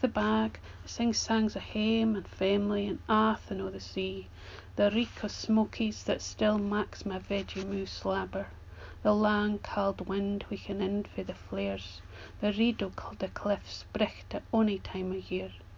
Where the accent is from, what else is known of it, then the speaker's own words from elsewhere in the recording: Arbroath, Scotland, United Kingdom; moved away; my hometown of Arbroath